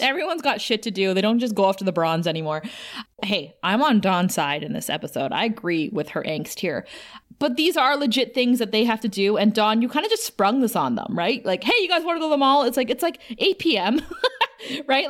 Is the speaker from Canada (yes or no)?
yes; Thunder Bay, Ontario, Canada; moved away; Thunder Bay, my hometown